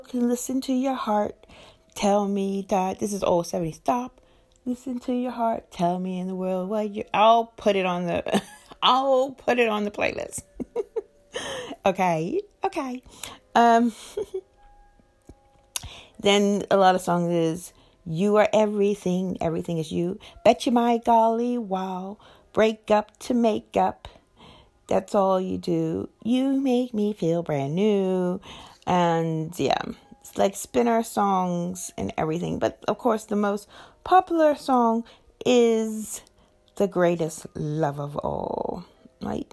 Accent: Pennsylvania, United States; my hometown in Pennsylvania

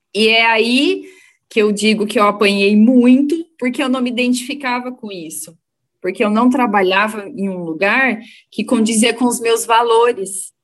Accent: Londrina, Paraná, Brazil; eu sou de Londrina, eu nasci em Londrina e moro em Londrina

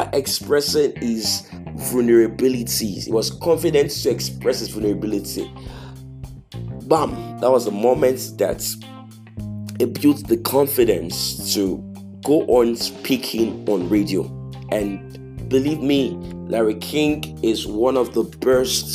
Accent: Nigeria; I'm from Nigeria

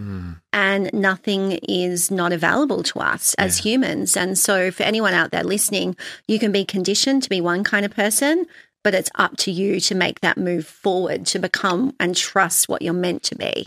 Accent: Sydney, New South Wales, Australia; also born or lived in London; I had a normal childhood growing up in Sydney on the North Shore

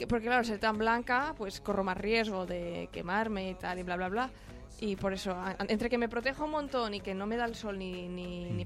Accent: Vilanova i la Geltrú, Catalonia, Spain; soy de Vilanova

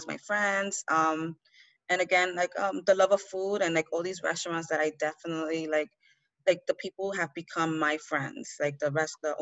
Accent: New York City, New York, United States; where I grew up, was born and raised in the Bronx. I'm from Honduras. My family's from Honduras. I was born and raised here

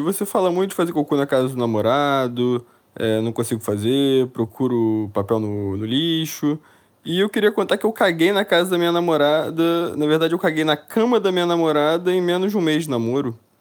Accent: Niterói, Rio de Janeiro, Brazil; now in São Paulo, Brazil; eu sou de Niterói, fui morar em São Paulo.

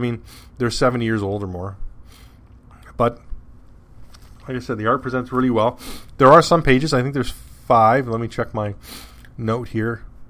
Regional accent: Canada; I'm Canadian.

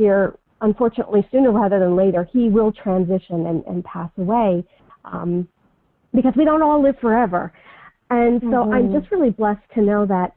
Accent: United States; now in Manhattan, Kansas, United States; I'm originally from the New York, New Jersey area, and so I can sometimes kind of come off with, my New York, New Jersey attitude. I grew up in a town that was about an hour out of Manhattan, New York

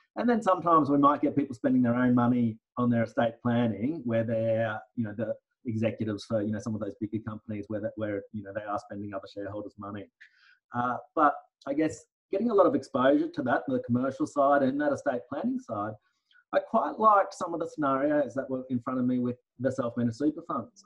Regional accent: Brisbane, Queensland, Australia; also born or lived in Townsville; I was born in Townsville, uh, yeah. uh, but I came down to Brisbane at the ripe old age of one. So yeah. it's, it's, my hometown

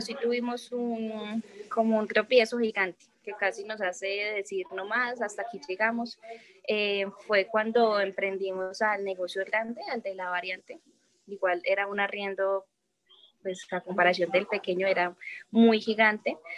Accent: Medellín, Antioquia, Colombia; now in Chía, Colombia; yo soy de Medellín

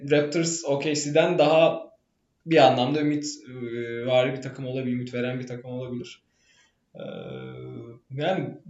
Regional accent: Istanbul, Turkey; moved away as an adult; now in Boston, United States; ben doğma büyüme İstanbulluyum. Ee, buraya doktor için geldim. Ee, Boston'dayım ben de.

